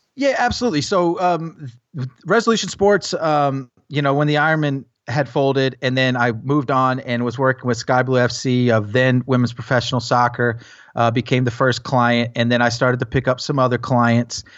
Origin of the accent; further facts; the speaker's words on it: Tennessee, United States; also born or lived in New Jersey; while I grew up in Tennessee